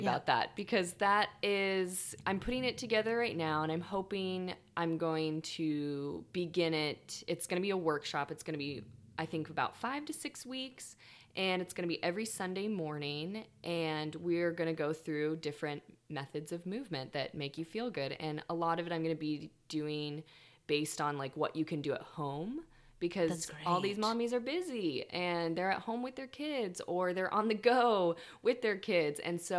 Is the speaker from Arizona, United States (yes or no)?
yes; Tucson, Arizona, United States; moved away as an adult; now in Humboldt, United States; I uprooted from the desert. I came from Tucson, Arizona. And this year is going to be 8 years.